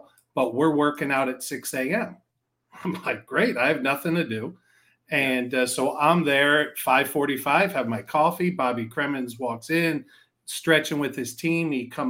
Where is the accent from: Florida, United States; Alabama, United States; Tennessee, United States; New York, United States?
New York, United States; I'm a New Yorker.